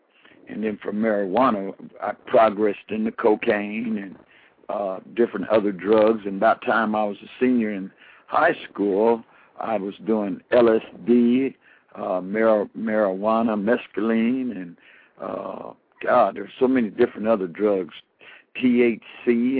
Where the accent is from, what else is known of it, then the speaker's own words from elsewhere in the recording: Colorado Springs, Colorado, United States; also born or lived in Texas; I'm from Texas originally, but I was raised in Colorado Springs.